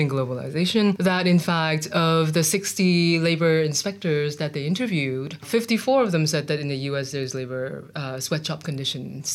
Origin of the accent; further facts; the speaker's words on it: Hong Kong; I grew up in Hong Kong in the 70s and 80s.